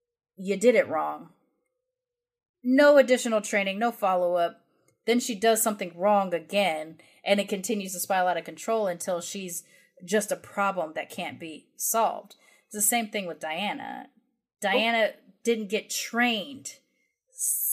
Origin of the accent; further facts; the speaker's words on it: United Kingdom; which is one of the hugest things as a British person to see your monarchs like literally mourning in front of you.